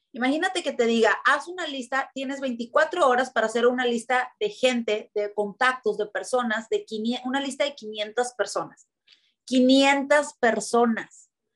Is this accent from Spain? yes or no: no; Tijuana, Baja California, Mexico; es que ¿por qué nacimos en Tijuana? Es que ¿por qué somos de aquí?